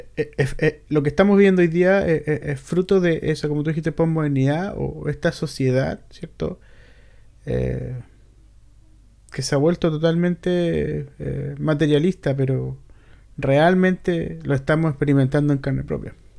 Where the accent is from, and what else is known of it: Chile